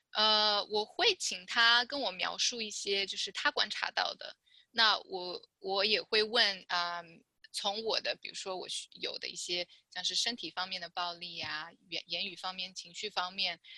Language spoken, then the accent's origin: Chinese; China; now in California, United States; 因为我是在大陆出生的